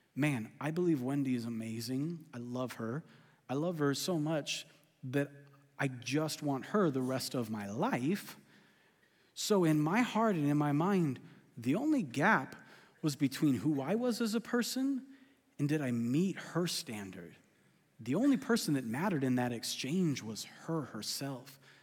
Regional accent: California, United States; I'm from California

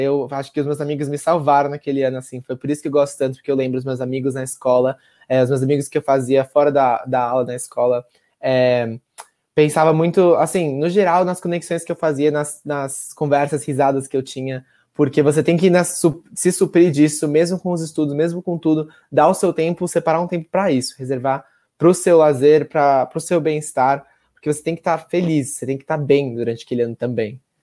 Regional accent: Cotia, São Paulo, Brazil; also born or lived in Ann Arbor, Michigan; sou de São Paulo, Cotia, São Paulo.

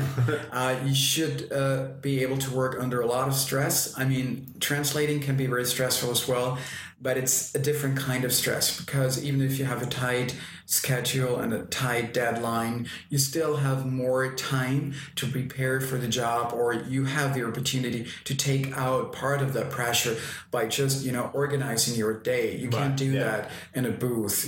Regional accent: Austria; accent: Austrian German; first language German; English is a second language; since I'm Austrian, my native language is uh, Austrian German.

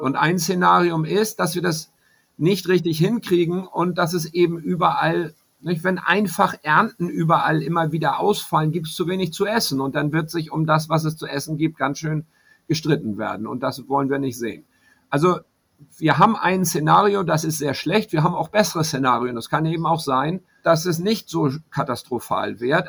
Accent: Hamburg, Germany; moved away as an adult; now in Panama; in meiner Heimatstadt Hamburg, aber ich lebe hier

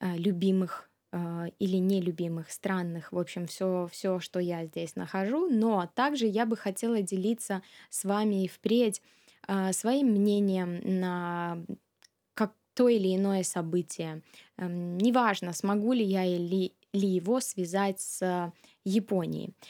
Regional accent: Minsk, Belarus; moved away as an adult; also born or lived in Russia; now in Japan; с 96 года по 2008 год а, я вместе с семьей а, жила в Минске

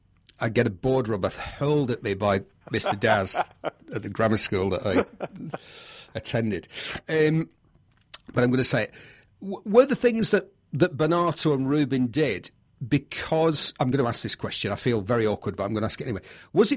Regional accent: United Kingdom; growing up in Britain in the 70s

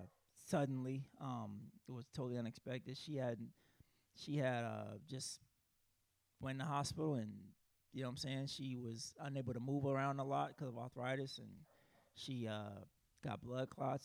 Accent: South Carolina, United States; I'm from South Carolina. Usually I go back to South Carolina

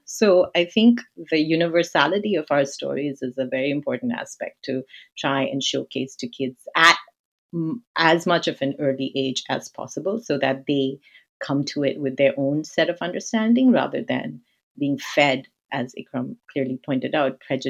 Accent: India; So I'm of Indian heritage. So I grew up in India and around Indian communities.

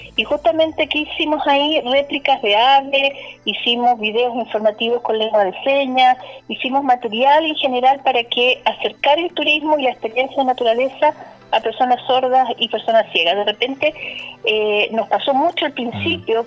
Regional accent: Temuco, Araucanía, Chile; somos de Temuco, que también tenemos un emplazamiento en Curacautín, pero somos de la Araucanía

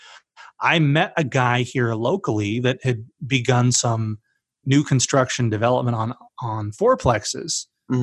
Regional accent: Utah, United States; I grew up in Utah

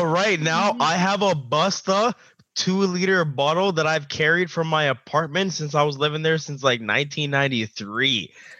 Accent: Mississauga, Ontario, Canada; I grew up in Malton.

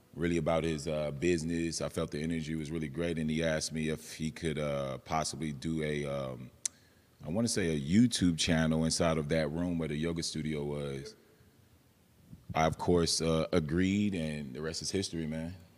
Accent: San Antonio, Texas, United States; also born or lived in McAllen, Texas; I'm born and raised in San Antonio

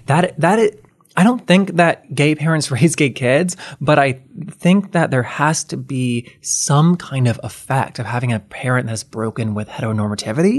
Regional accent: the South, United States; now in Los Angeles, United States; I grew up in the South

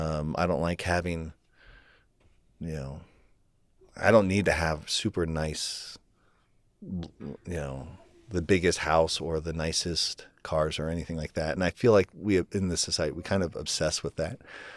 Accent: Ohio, United States; her parents bought this house for us and that we grew up in Ohio.

